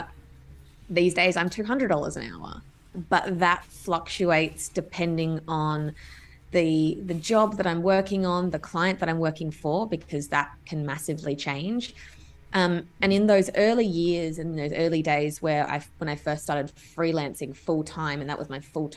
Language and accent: English; Adelaide, South Australia, Australia; moved away as an adult; also born or lived in Melbourne; so I'm originally from Adelaide. And when I moved to Melbourne